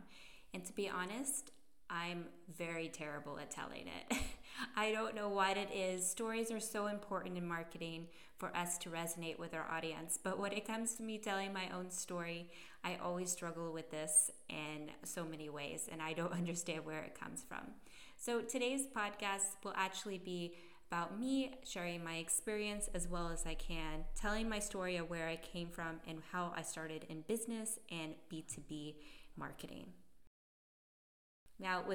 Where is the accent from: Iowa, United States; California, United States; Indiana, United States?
California, United States; moved away as an adult; also born or lived in Salzburg, Austria / New Zealand; now in Berlin, Germany; I am an American and I'm originally from California. But I am based here in Berlin, Germany.